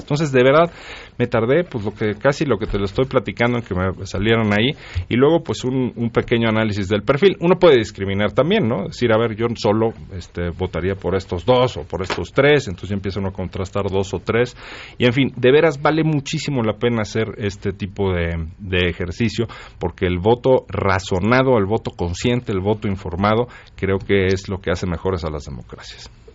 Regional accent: Mexico City, Mexico; Aquí en la Ciudad de México, yo soy chilango

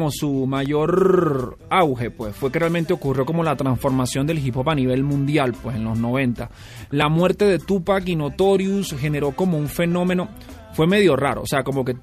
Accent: Caracas, Capital District, Venezuela; now in Mexico City, Mexico; eres originario de Caracas, Venezuela. Sí, sí, de, una ciudad que convulsiona todos los días, igual que la Ciudad de México, con unas grandes semblanzas a esta ciudad. Creo que esa es la razón por la que habito aquí, porque me siento cómodo en las capitales agitadas

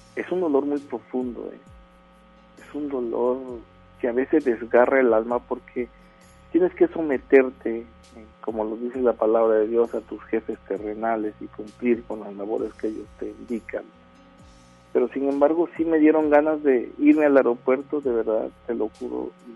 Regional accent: Villahermosa, Tabasco, Mexico; now in Monterrey, Mexico; Yo soy originario de Villahermosa, Tabasco

